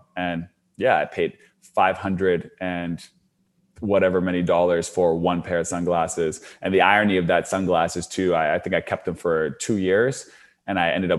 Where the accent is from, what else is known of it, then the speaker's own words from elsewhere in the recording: Canada; Like I'm from Canada. This is in the States.